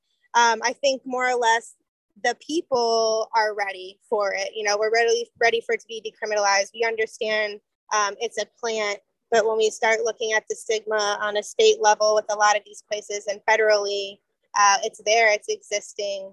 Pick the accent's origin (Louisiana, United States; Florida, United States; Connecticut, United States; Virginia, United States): Florida, United States; also born or lived in Port Huron, Michigan / St. Clair, Michigan; So I definitely claim myself as a native Florida girl all day